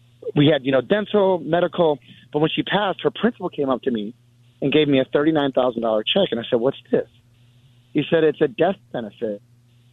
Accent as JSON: {"language": "English", "town": "Milwaukee", "region": "Wisconsin", "country": "United States", "said": "I'm from Milwaukee, Wisconsin"}